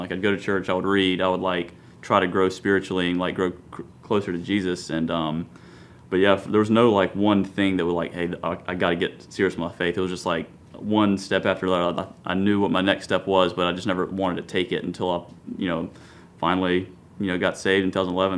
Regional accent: Columbia, South Carolina, United States; grew up Columbia, went to South Carolina

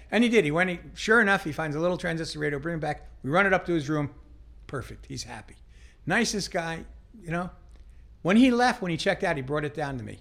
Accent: Las Vegas, Nevada, United States; moved away; also born or lived in Long Island, New York; I grew up in Las Vegas. Grew up in Las Vegas

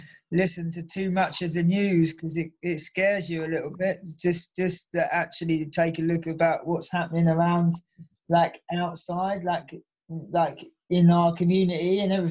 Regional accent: Suffolk-Essex border, East of England, United Kingdom; also born or lived in Norwich, Norfolk; now in Brighton, United Kingdom; I grew up in like the edge of Suffolk, kind of Suffolk Essex border

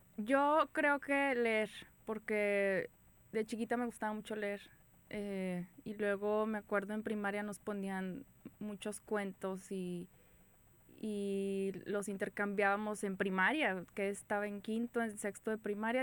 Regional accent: San Pedro, Coahuila, Mexico; Soy eh, de San Pedro, Coahuila

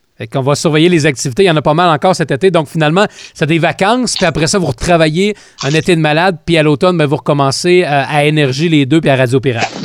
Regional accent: Quebec, Canada; chez nous au Québec

